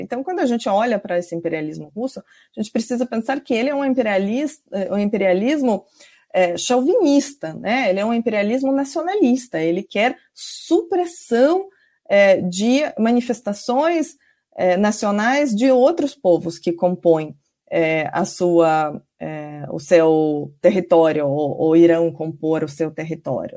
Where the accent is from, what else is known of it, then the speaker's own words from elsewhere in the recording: Kyiv, Ukraine; Portuguese is a second language; moved away as an adult; also born or lived in Georgia / Russia; eu cresci né, em Kiev, nos anos 90